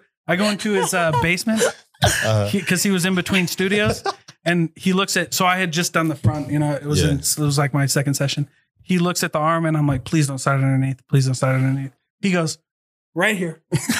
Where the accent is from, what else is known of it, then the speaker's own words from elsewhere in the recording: Hawaii, United States; actually, I'm real Hawaiian.